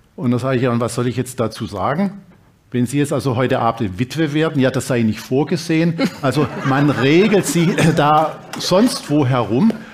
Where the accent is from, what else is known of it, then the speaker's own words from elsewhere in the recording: Dresden, Saxony, Germany; moved away; also born or lived in Reutlingen / Bremen / Berlin; in Dresden, meiner Heimatstadt